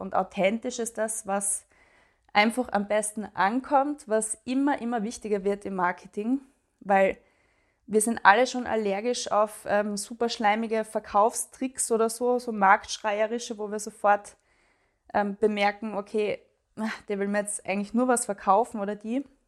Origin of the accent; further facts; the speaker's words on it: Graz, Styria, Austria; moved away as an adult; Ich wohne in Graz, in meiner Heimatstadt mittlerweile wieder